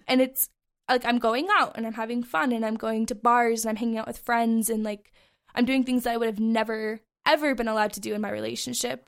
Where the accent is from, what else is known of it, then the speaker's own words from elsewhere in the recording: Bozeman, Montana, United States; this is my hometown